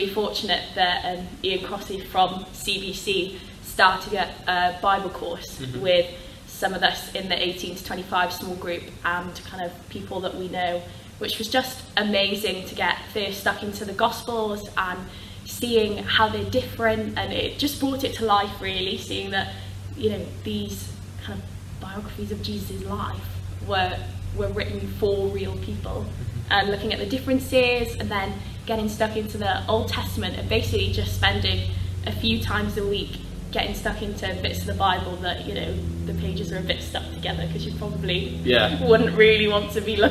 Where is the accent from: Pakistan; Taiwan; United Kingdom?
United Kingdom; Wales; moved away as an adult; made my way home back to Wales